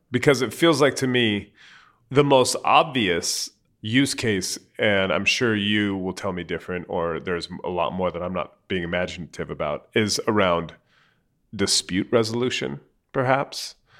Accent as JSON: {"language": "English", "town": "San Jose", "region": "California", "country": "United States", "tie": "born or raised there", "said": "I grew up in San Jose"}